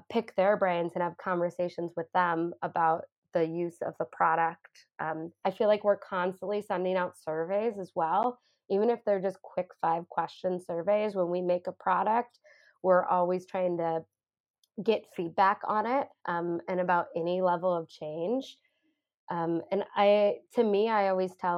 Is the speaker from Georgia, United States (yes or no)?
no; Chicago, Illinois, United States; moved away; I grew up in the Chicago area.